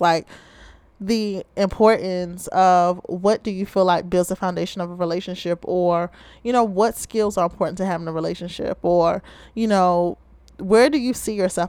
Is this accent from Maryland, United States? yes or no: yes; Baltimore, Maryland, United States; I'm from the Charm City, Ravens Nation, or as many of you may call it, Be More, Baltimore, Maryland